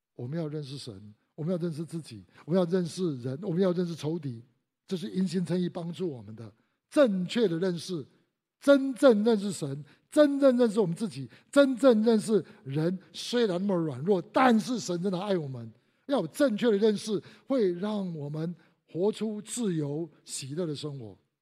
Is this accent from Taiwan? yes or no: yes; Taiwan; 我们都在台湾长大